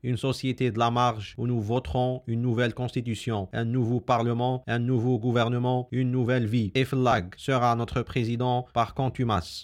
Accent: Algiers, Algiers Province, Algeria; also born or lived in Réghaïa; j'ai grandi à Bajarrah

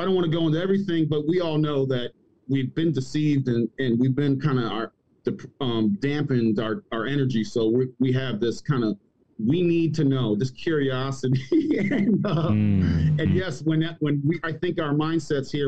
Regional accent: Maryland, United States; moved away as an adult; also born or lived in Abu Dhabi / Germany / Georgia; now in Cartersville, Georgia, United States; I'm originally from Maryland.

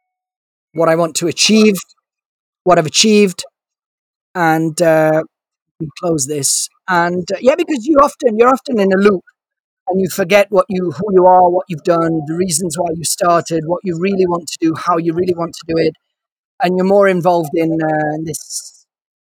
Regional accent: Turin, Piedmont, Italy; also born or lived in London; now in Milan, Italy; I was born in Turin, and I've been in Italy ever since. I've been raised in Italy, studied in Italy

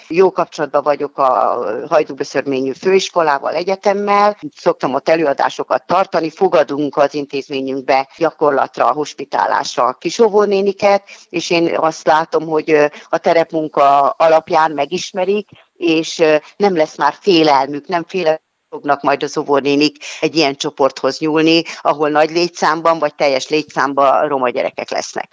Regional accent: Hungary; moved away as an adult; also born or lived in Budapest; én a telep melletti kis utcában nőttem fel

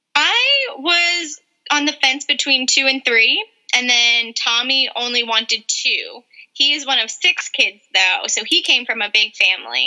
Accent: North Carolina, United States; moved away as an adult; also born or lived in New York; now in San Diego, United States; I was born in New York and then moved to North Carolina when I was eight years old. So I grew up in North Carolina

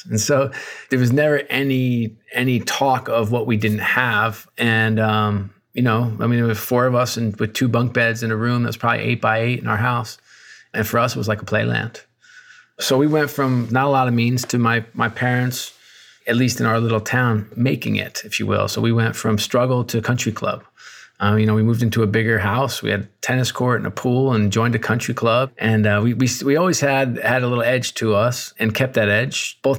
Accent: Newburgh, New York, United States; also born or lived in Worcester, Massachusetts / Akron, Ohio; I was born in Worcester, Massachusetts, and then moved to beautiful Akron, Ohio. And then to top off with the trifecta, I ended up spending most of my time in Newburgh, New York. And so three relatively depressed towns.

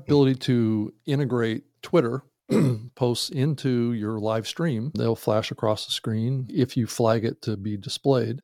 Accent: Seattle, Washington, United States; moved away; I'm actually from Seattle originally

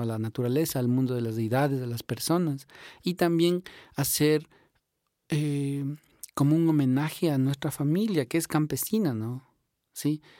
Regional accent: Imbabura, Ecuador; somos de acá de Ecuador, de Sudamérica. Vivimos sobre la cordillera de los Andes, en este lugar mágico para, para nosotros. Eh, vivimos dentro de la comuna quichua de Turbuku, que es una comunidad que está en el cantón Cotacachi, en la provincia de Imbabura.

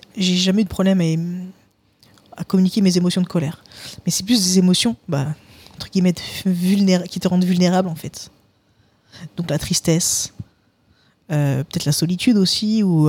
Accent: Paris suburbs, Île-de-France, France; now in Toulouse, France; j'ai grandi euh, dans, bah, littéralement en banlieue parisienne

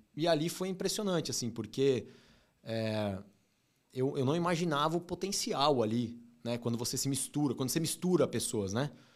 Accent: São Paulo, Brazil; E eu cresci muito São Paulo, zona, zona leste ali, Brás, morei no Tatuapé

